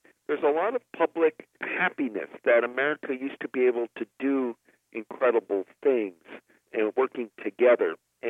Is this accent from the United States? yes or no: yes; Ohio, United States; Because I grew up in Ohio